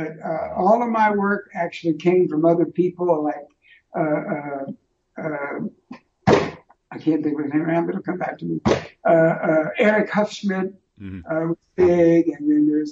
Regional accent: Florida, United States; moved away; I'm from Florida originally.

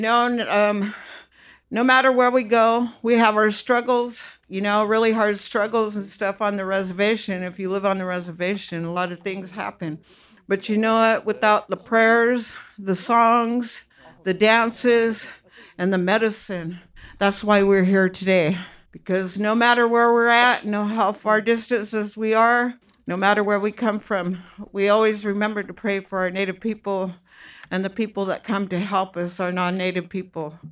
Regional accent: Round Valley, California, United States; we're from Round Valley

